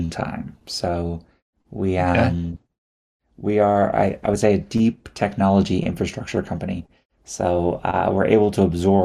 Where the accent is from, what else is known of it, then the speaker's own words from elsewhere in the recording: Houston, Texas, United States; I was born and raised in Houston, Texas